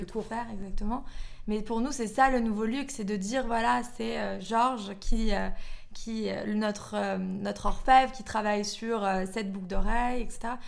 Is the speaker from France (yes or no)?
no; Belgium; moved away as an adult; also born or lived in London; je suis belge. Euh, j'ai vécu en Belgique jusqu'à mes 18 ans. Ensuite, après, je suis partie à Londres.